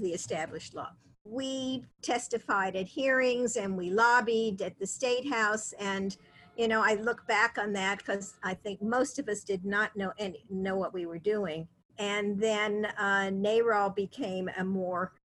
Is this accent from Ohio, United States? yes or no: yes; Ohio, United States; now in Massachusetts, United States; my home state of Ohio